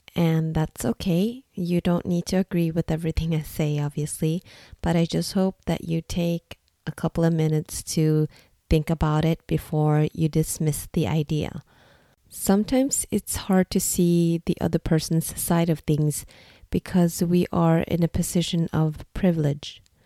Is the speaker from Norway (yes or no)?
yes; Norway; English is a second language; also born or lived in Singapore; I am ethnically Vietnamese, but born and raised in Norway